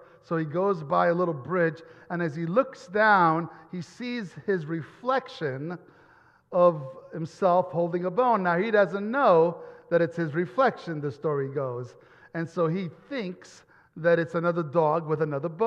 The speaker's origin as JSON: {"language": "English", "country": "Italy", "tie": "born or raised there", "moved": "yes", "said": "Growing up in Italy"}